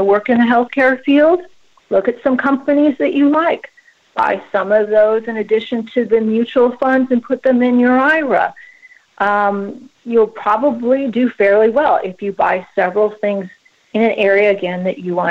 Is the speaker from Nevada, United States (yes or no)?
no; Seattle, Washington, United States; moved away as an adult; also born or lived in Chicago; now in Texas, United States; I was born and raised in the Pacific Northwest, specifically Seattle